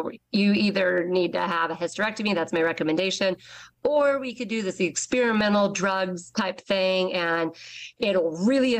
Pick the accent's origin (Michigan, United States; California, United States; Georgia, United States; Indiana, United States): Indiana, United States; Westfield; I was born and raised in Westfield